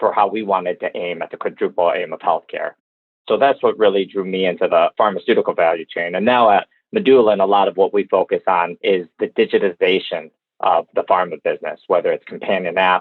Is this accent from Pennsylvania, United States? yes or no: no; Detroit, Michigan, United States; the area I grew up in Metro Detroit